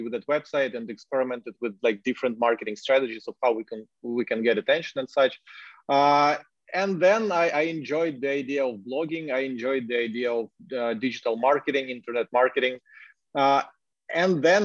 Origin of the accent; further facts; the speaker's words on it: Ukraine; English is a second language; I'm a Ukrainian, but like, I enjoy blogging in English